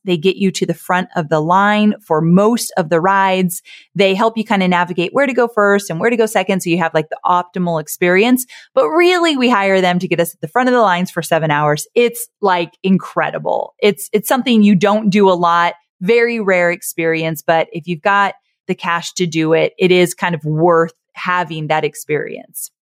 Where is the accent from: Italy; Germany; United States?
United States; Orange County, California; I was born and raised in Orange County, California. I grew up with Disneyland in my backyard